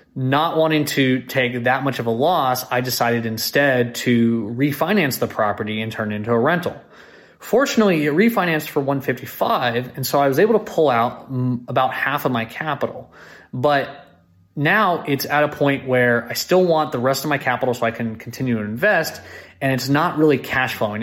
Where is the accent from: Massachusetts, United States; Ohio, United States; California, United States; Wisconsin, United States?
California, United States; California Bay Area, United States; now in Austin, United States; I live here in Austin, Texas, but I'm originally from the California Bay Area